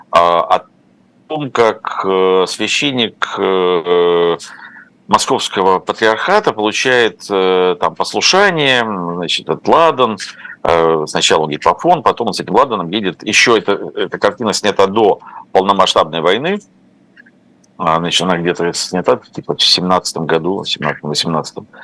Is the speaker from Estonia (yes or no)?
no; Ukraine; moved away as an adult; also born or lived in Moscow; я родился и прожил в Украине много лет до того, как поехал в Москву учиться